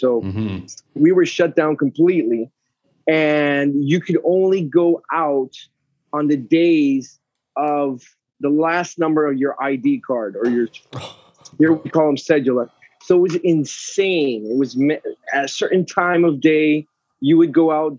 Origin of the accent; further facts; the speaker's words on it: Panama; moved away as an adult; also born or lived in Concord, Massachusetts / Atlanta / New York / Florida; So I was born in Concord, moved to Panama when I was a kid